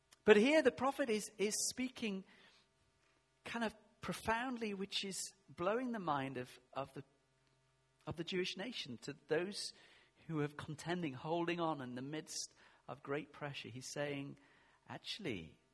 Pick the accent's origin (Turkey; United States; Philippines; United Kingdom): United Kingdom; England; I am English